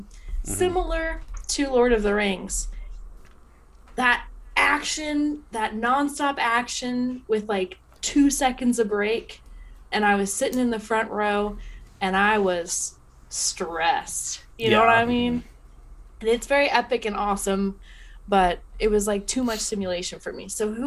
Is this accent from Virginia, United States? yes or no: yes; Northern Virginia, United States; I'm from Northern Virginia